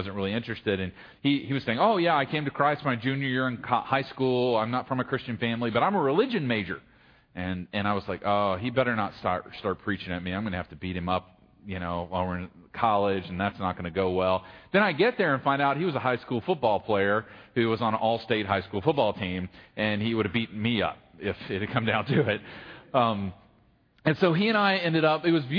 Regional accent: Gloucester, Virginia, United States; I grew up in Gloucester

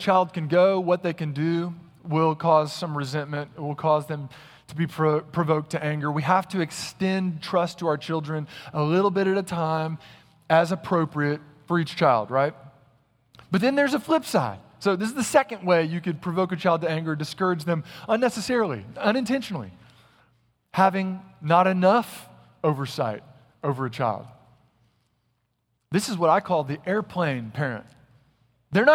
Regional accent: North Carolina, United States; Now listen up, this is Texas, and y'all know I'm from North Carolina, if you read my bio, and so you know we have more snowplowers than you.

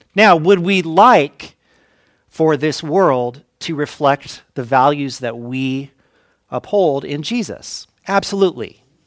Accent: Fresno, California, United States; growing up in Fresno

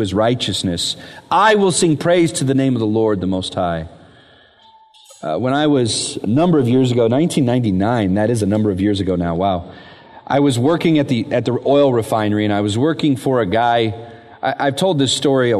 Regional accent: Vallejo, California, United States; I grew up in Vallejo

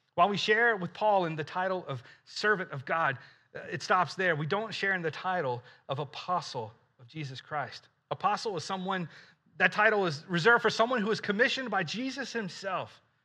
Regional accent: Alabama, United States; I grew up in Alabama

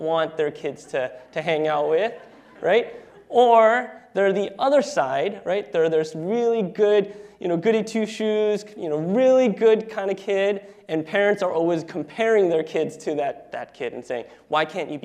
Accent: New Jersey, United States; moved away as an adult; now in Seattle, United States; Ashley, my wife, and I are actually originally from the East Coast, and so that's where we were born and raised. Ashley is from New York, and I am from New Jersey

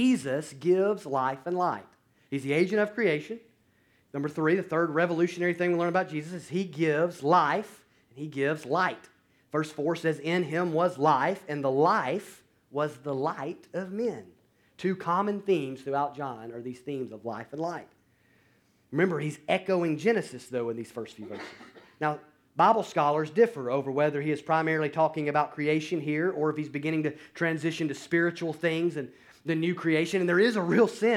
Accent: North Alabama, United States; moved away; I went back home to where I grew up in North Alabama to be with family for Thanksgiving

